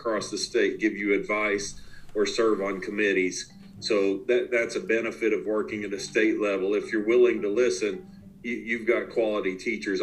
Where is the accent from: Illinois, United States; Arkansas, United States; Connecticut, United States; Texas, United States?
Arkansas, United States; one city away from Fayetteville; moved away as an adult; also born or lived in Chapel Hill, North Carolina; now in Fayetteville, United States; I'm now back one city away from where my wife and I grew up in Fayetteville, Arkansas